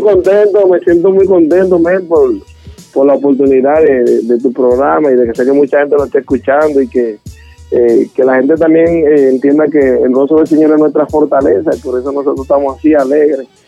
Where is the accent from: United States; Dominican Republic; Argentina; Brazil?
Dominican Republic; como decimos hoy en Dominicana